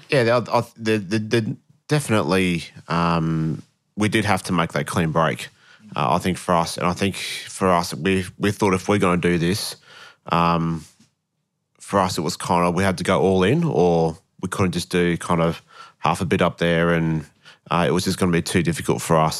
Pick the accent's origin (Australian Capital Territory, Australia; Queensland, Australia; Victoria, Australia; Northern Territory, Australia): Queensland, Australia; moved away as an adult; also born or lived in Wollongong, New South Wales / Brisbane; moved to Queensland when I was three